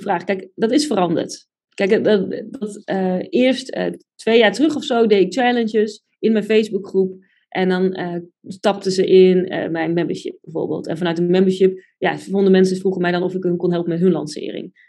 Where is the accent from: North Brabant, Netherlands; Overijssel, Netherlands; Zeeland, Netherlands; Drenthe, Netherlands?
Drenthe, Netherlands; Buinen; moved away; also born or lived in Groningen; ik kom uit Drenthe, uit Buinen